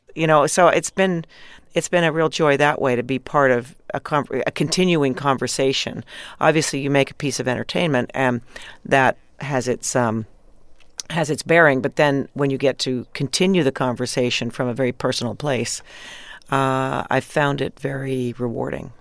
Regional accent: Canada; being Canadian, of course, growing up in Canada

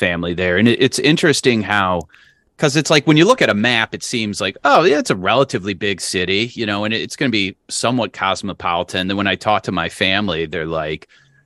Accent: Cleveland, Ohio, United States; I'm from Cleveland

